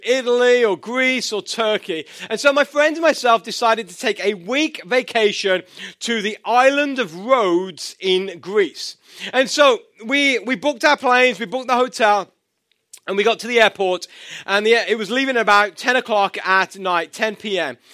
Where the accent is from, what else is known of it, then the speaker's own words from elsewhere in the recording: England, United Kingdom; moved away; I'm from England